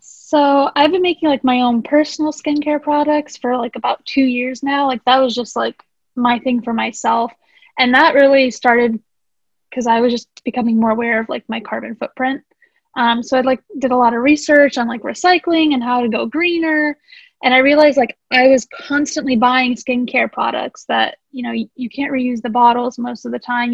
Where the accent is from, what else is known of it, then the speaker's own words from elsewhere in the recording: St. Petersburg, Florida, United States; also born or lived in Sanski Most, Bosnia and Herzegovina; I have lived in St. Pete, Florida for most of my life